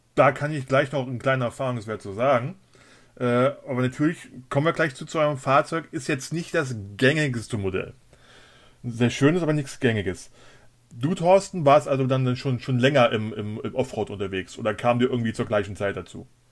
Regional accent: Germany; moved away; also born or lived in Cologne; ich komme ursprünglich aus der Nähe von der Luxemburger Grenze, da sagt man Moin.

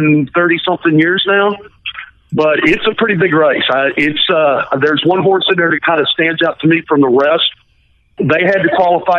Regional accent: Arkansas, United States; moved away as an adult; also born or lived in New York; I was born and raised in Arkansas

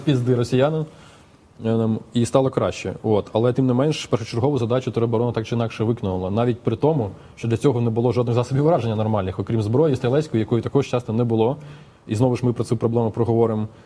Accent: Chernihiv, Chernihiv Oblast, Ukraine; я з Чернігова

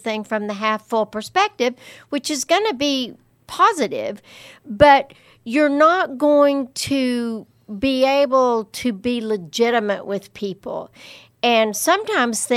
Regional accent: Lubbock, Texas, United States; growing up in Lubbock

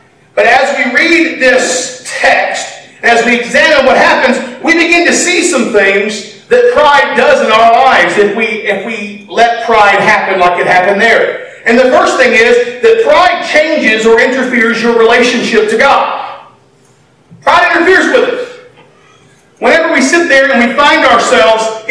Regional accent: United States; being an American

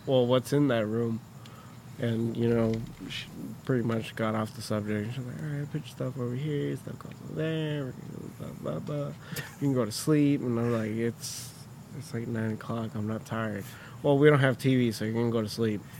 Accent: Michoacán, Mexico; moved away; I was born here, but I was raised in Mexico, so a lot of my life was spent out in just random parts of Michoacan

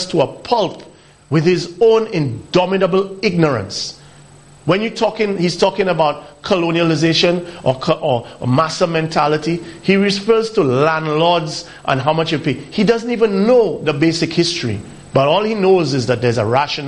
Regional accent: St. Lucia; growing up in St. Lucia.

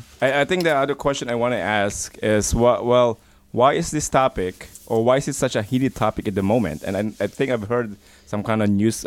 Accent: United States; now in Belgium; I know I'm American

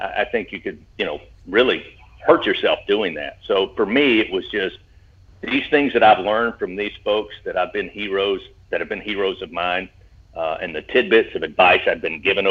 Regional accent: Hindman, Kentucky, United States; I grew up in Hindman, Kentucky, which is in coal mining country, eastern part of the state

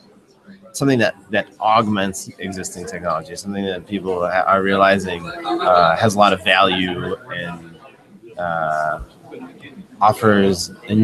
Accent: Chicago, Illinois, United States; So I'm from Chicago.

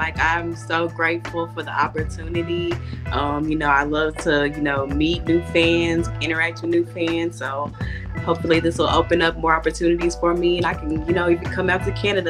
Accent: Dallas, Texas, United States; also born or lived in Indiana; I was born in Indiana. I was raised in Dallas. I'm 25 years old.

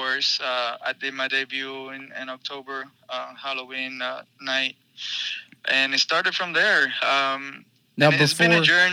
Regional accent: Cuba; now in United States; I'm from Cuba, even though that doesn't matter, but I'm proud of being Cuban. I've been in the United States for 15 years

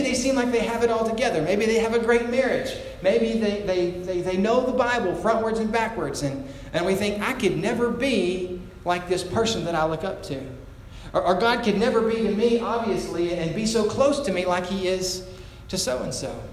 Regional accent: United States; as an American

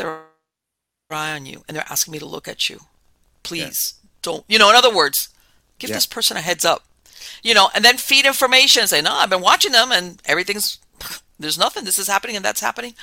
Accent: Miami, Florida, United States; moved away as an adult; I was born and raised in Miami, but let's face it, it was a Cuban exile community

